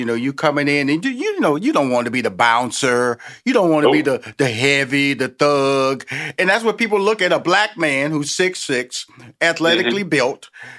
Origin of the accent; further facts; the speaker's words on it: Houston, Texas, United States; you're a Texas boy like me. I'm from Houston, Texas.